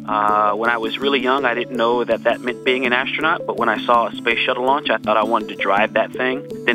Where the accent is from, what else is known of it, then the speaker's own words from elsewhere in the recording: California, United States; I was born in California and people can say I'm a Californian.